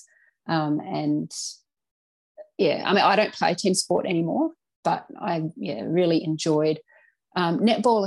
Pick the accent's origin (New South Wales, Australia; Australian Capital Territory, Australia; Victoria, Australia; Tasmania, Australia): Tasmania, Australia; Launceston; moved away as an adult; also born or lived in Cressy, Tasmania / Riverside, Tasmania; now in Canberra, Australia; I was born in Launceston in Tasmania in way back 1981. I am. And I have lived all of my life in northern Tasmania